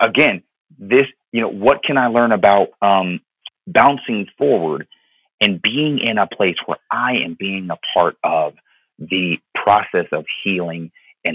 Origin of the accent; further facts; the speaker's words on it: Florida, United States; my time growing up in Florida